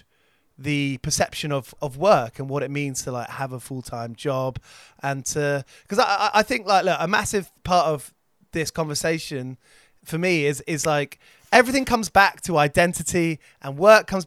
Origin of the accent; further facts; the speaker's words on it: Watford, East of England, United Kingdom; where I grew up in Watford